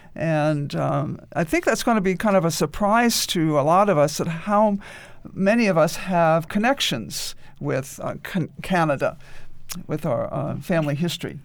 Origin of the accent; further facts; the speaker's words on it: New York, United States; moved away; also born or lived in Boston; I was born in Boston, raised in New York